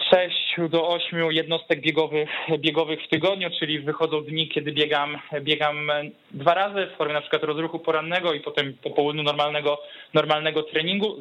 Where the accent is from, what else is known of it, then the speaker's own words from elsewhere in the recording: Warsaw, Masovian Voivodeship, Poland; now in Pomerania, Poland; pochodzę z, z Warszawy, tu się wychowałem